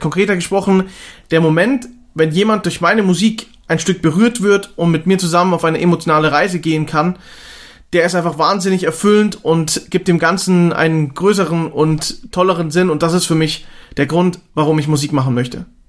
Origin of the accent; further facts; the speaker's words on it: Austria; aufgewachsen in Österreich im schönen Kernwaldetal mitten in den Bergen